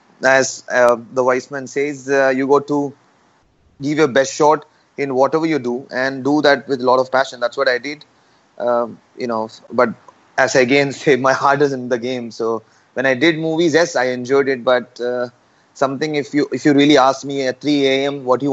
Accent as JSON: {"language": "English", "region": "Kerala", "country": "India", "said": "I'm from Kerala, which a lot of people know the most of the Olympians are from Kerala."}